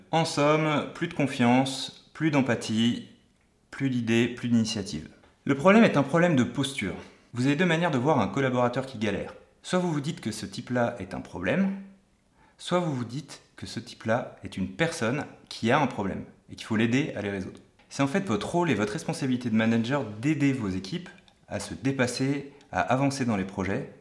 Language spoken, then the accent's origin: French; Portugal; moved away; Quand j'étais petit, j'habitais au Portugal